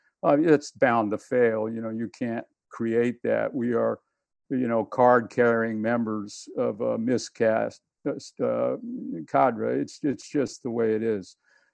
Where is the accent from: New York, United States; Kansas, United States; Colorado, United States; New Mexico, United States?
New Mexico, United States; Albuquerque; moved away; but I grew up in Albuquerque, which was a post-World War II boom town, and then left Albuquerque with very little commitment to that place